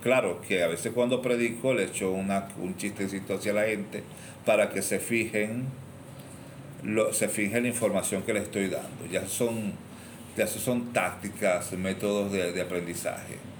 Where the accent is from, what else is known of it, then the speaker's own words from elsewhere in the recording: Cumaná, Sucre, Venezuela; yo soy cubano y yo toda la vida en Cumaná